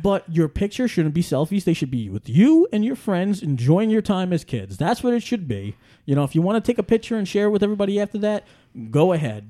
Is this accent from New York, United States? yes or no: yes; New York City, New York, United States; moved away; I grew up in Staten Island, I grew up in New York City